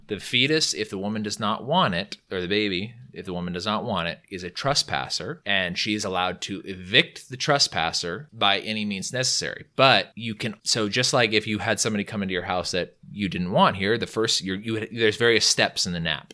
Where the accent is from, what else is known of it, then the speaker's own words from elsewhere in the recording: California, United States; I'm from California, so we've always had a variety